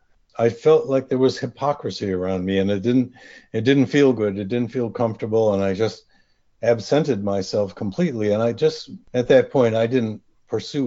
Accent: Rochester, New York, United States; also born or lived in Brooklyn, New York; Although I was born in Brooklyn, I grew up near Rochester, New York.

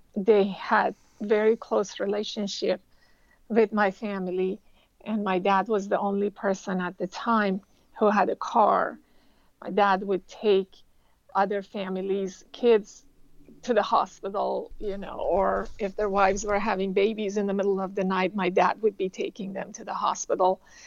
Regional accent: Tehran, Tehran Province, Iran; moved away as an adult; now in United States; I grew up in Tehran, Iran

